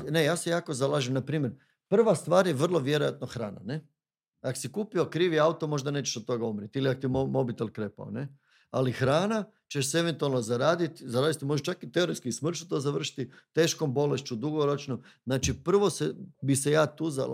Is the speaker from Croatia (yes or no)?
yes; Zagorje, Varaždin County, Croatia; Bednjanci, to su moji, ja sam Zagorac